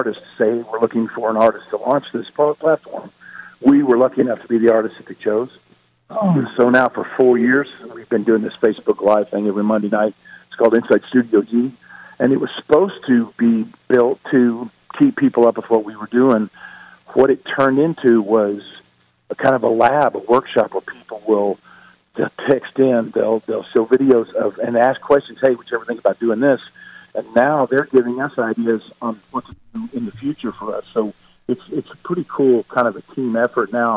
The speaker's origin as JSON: {"language": "English", "region": "Oklahoma", "country": "United States", "tie": "born or raised there", "said": "where I grew up in Oklahoma"}